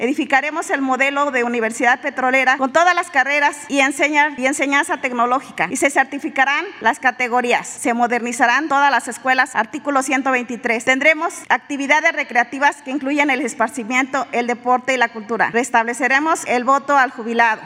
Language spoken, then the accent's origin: Spanish; Mexico; vengo como mexicana, como petrolera